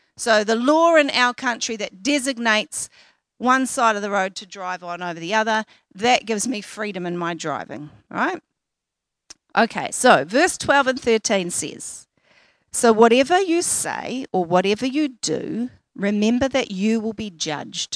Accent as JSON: {"language": "English", "region": "Auckland", "country": "New Zealand", "tie": "born or raised there", "said": "I grew up in West Auckland, and at the time I was living and working in South Auckland"}